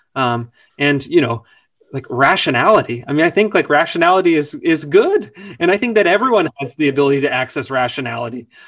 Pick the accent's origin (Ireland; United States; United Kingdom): United States; Sacramento, California; I grew up in Sacramento. Sacramento, California